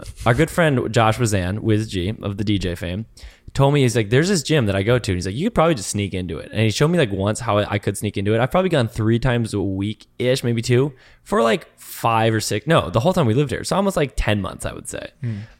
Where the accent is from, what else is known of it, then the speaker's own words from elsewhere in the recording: Canada; I'm from the Great White North, okay?